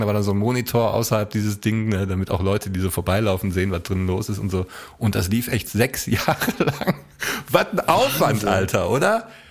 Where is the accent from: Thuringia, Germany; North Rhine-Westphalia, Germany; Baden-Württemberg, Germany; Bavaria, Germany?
North Rhine-Westphalia, Germany; Essen; meiner Heimatstadt Essen